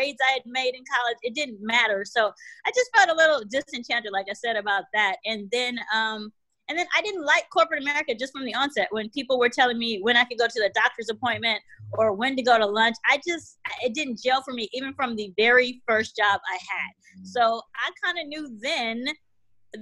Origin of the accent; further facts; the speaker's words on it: California, United States; also born or lived in Washington, D.C.; my mom and I moved to California when I was about 7